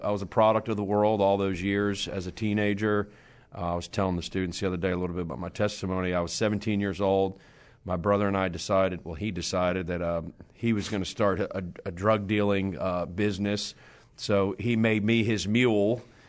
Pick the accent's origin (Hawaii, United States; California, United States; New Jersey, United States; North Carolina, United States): New Jersey, United States; Monmouth County; moved away; Yeah, I grew up in New Jersey. My mom and dad were actually born in Brooklyn, New York. They moved to New Jersey